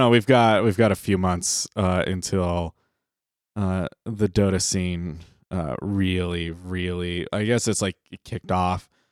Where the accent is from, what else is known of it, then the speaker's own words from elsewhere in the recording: United States; we're American